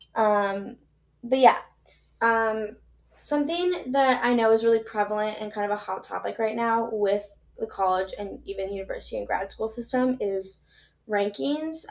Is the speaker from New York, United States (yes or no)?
no; Minnesota, United States; I'm from Minnesota. I live in Minnesota.